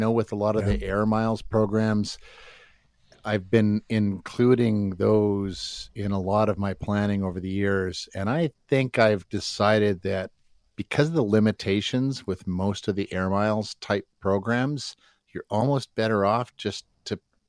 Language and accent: English; Alberta, Canada; I grew up in Alberta. I know the co-op.